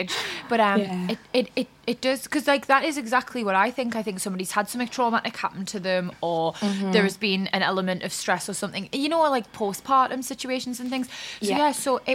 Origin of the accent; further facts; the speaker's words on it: Newcastle upon Tyne, North East England, United Kingdom; I'm East End